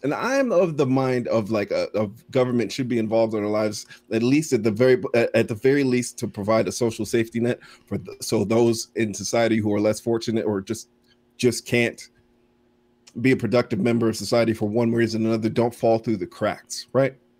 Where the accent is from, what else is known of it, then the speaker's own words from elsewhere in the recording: Florida, United States; growing up in Florida